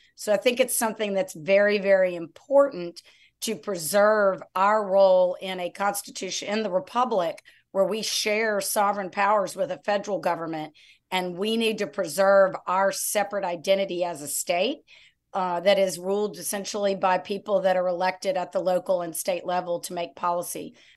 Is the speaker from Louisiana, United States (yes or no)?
yes; Lafayette, Louisiana, United States; also born or lived in New Orleans; now in Baton Rouge, United States; I was raised in Lafayette